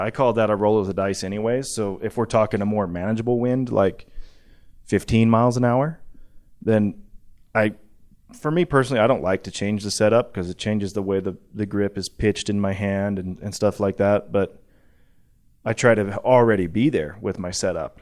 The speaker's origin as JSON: {"language": "English", "region": "the West", "country": "United States", "said": "I'm from the West."}